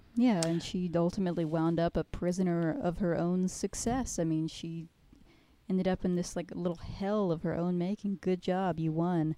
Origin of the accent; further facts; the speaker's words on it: United States; me as an American